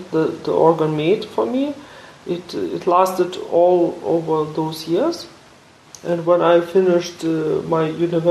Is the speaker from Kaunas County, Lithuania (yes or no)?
yes; Kaunas, Kaunas County, Lithuania; I'm from Kaunas. I was born in Kaunas.